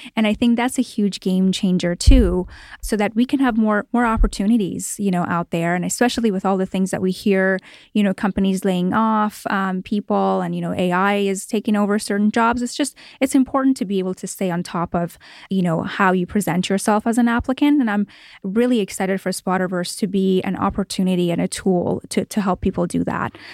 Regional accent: Toronto, Ontario, Canada; moved away as an adult; now in Los Angeles, United States; I grew up in Toronto, Canada, and moved here

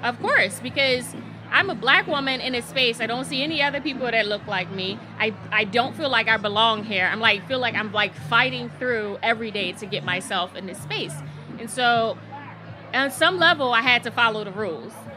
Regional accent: Philadelphia, Pennsylvania, United States; I'm from North Philadelphia

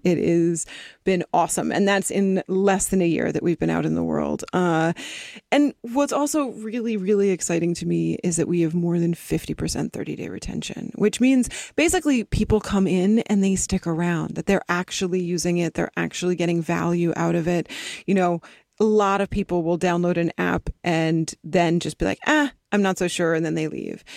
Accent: East Coast, United States; now in Los Angeles, United States; I grew up on the East Coast, and then my family moved out to the West Coast, and I moved down to L

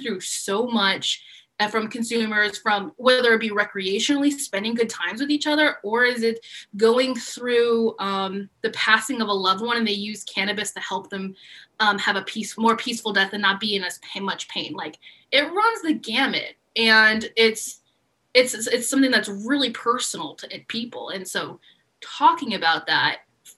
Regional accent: San Antonio, Texas, United States; now in Austin, United States; I grew up in San Antonio and I ended up moving to Austin

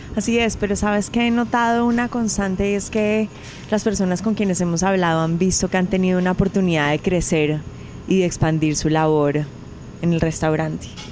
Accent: Colombia; nosotros somos colombianos

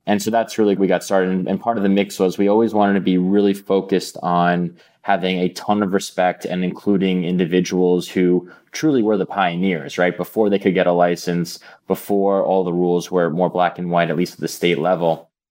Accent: New York City, New York, United States; I grew up in Manhattan, in New York City

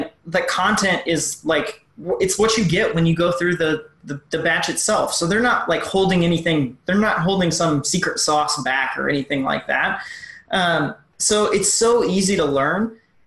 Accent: Missouri, United States; I'm a girl from Missouri

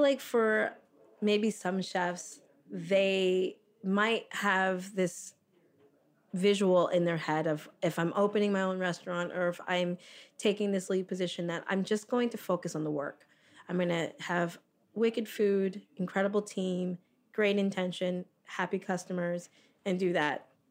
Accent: South Florida, United States; moved away as an adult; also born or lived in Toronto, Canada; now in Fort Lauderdale, United States; I grew up in South Florida

